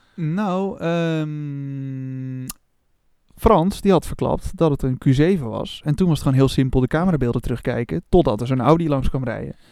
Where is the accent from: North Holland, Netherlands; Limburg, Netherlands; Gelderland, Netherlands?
North Holland, Netherlands; Opmeer; moved away; ik kom oorspronkelijk uit het dorp daarnaast, op meer